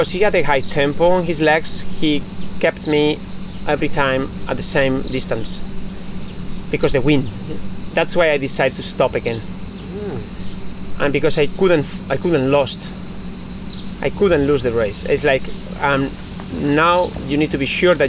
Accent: Basque Country, Spain; English is a second language; also born or lived in Italy; I'm from País Vasco, as you said, and I grew up going with my sandwich and my backpack up the mountain, up to Jaizkibel, to see the race every year, every summer.

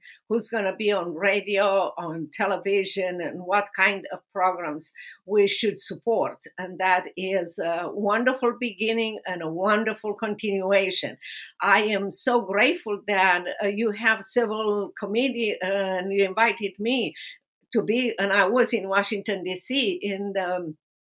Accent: Romania; English is a second language; moved away as an adult; now in United States; my life under persecution in socialist communist Romania

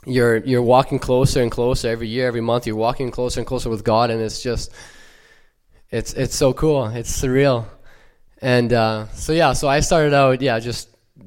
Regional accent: Ukraine; now in Canada; And I was born in Ukraine, born and raised. And my family moved here about 17 years ago, so no longer have the accent.

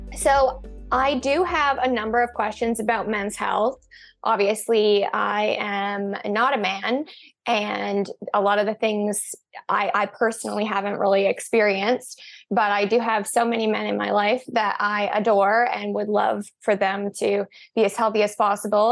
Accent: Canada; also born or lived in British Columbia; we're actually Canadian too

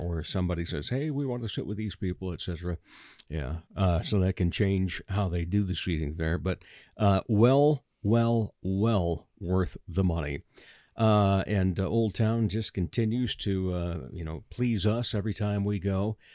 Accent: Rock Rapids, Iowa, United States; now in Sioux Falls, United States; I grew up down in Rock Rapids, you know, forty minute drive

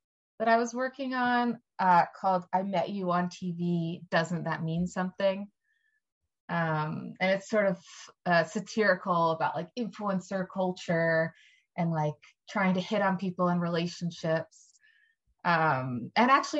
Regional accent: Ardmore, Pennsylvania, United States; I grew up in Ardmore, Pennsylvania, which is like a small Jewish friendly kind of suburb

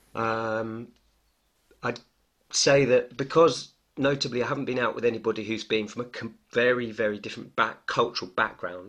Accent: United Kingdom; the way I was brought up in Britain

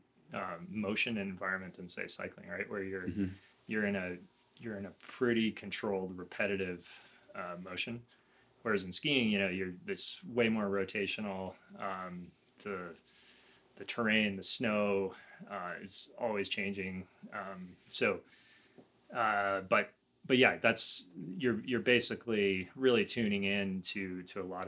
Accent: New York City, New York, United States; moved away; also born or lived in the American West; I grew up in New York City

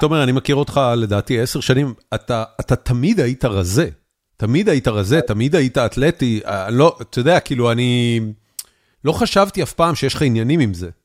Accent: Israel; moved away as an adult; now in Texas, United States; כשאני גדלתי בארץ

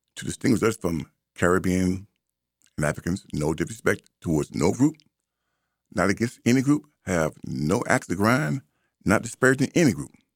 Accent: United States; I am an American, and I claim that. That's my birthright.

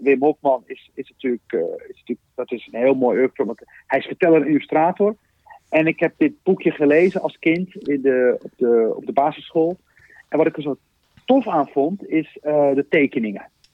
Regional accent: Rotterdam, South Holland, Netherlands; toen ik begon te schrijven als, als kind op de Klavertje drie in Rotterdam

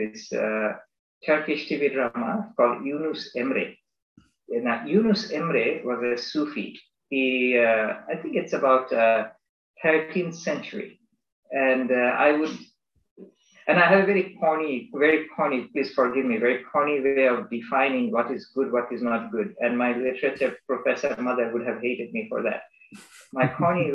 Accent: Bangladesh; moved away as an adult; also born or lived in United States; I am from Bangladesh. I am a Bangladeshi citizen. Although I grew up there until I was 18

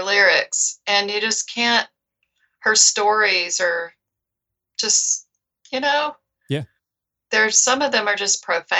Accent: the South, United States; now in Seattle area, United States; my roots somewhere, you know, growing up in the South.

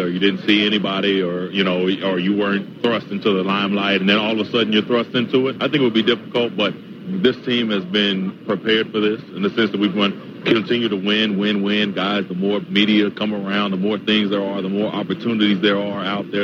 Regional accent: Kansas, United States; I'm from Kansas.

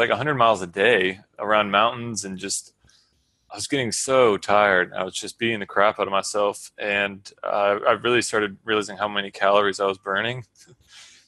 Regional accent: Georgia, United States; growing up in Georgia, I'd been exposed to the beginning of the Appalachian Trail

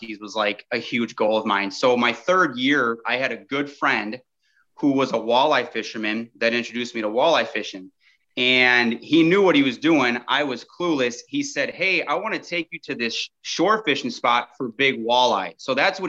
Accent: Lake Geneva, Wisconsin, United States; I'm from Southeast Wisconsin, lived here my entire life, kind of in the Lake Geneva area.

